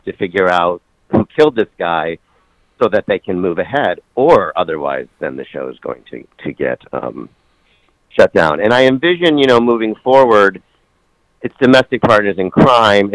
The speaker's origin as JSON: {"language": "English", "region": "Michigan", "country": "United States", "also_born_or_lived": "New York", "moved": "as an adult", "said": "We're both from Michigan"}